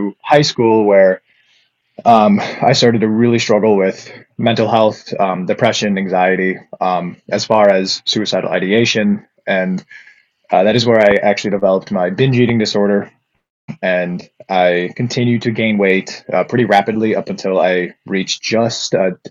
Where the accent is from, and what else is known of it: Upper Peninsula of Michigan, United States; moved away as an adult